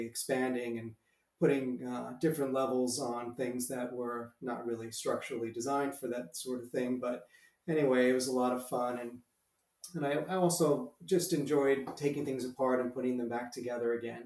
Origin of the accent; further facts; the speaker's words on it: Long Island, New York, United States; moved away as an adult; also born or lived in Pennsylvania / Rome; I actually grew up in Long Island, New York